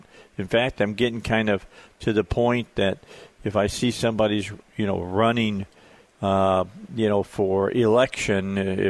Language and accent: English; Gary, Indiana, United States; I'm just a guy that grew up in the Midwest. I'm a guy from Indiana. I'm a guy who was born in Gary, Indiana, of all places.